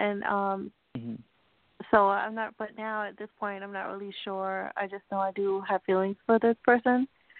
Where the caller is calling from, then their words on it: New York, United States; I'm doing good. I'm calling from New York.